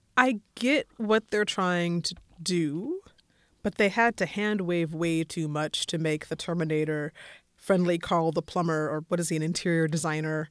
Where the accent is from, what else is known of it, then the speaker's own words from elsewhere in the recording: Colorado, United States; I grew up in Colorado